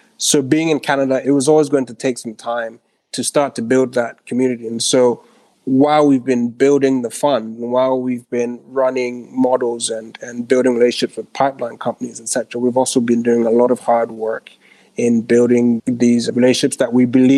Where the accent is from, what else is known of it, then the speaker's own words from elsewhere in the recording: Ghana; also born or lived in Switzerland; So I grew up in Ghana, as I mentioned. Lived there. Well, actually spent a bunch of my childhood in Switzerland. My mom moved when I was 14.